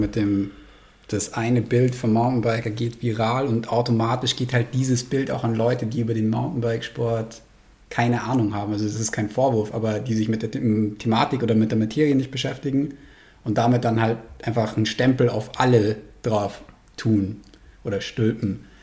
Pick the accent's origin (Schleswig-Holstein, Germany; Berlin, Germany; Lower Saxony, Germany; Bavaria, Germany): Bavaria, Germany; Munich; also born or lived in South Tyrol, Italy; Vorschule und Schule war ich dann halt in München